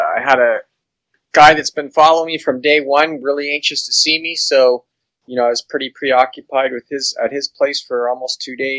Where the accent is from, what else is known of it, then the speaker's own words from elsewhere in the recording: Grimsby, Ontario, Canada; I'm from Grimsby, Ontario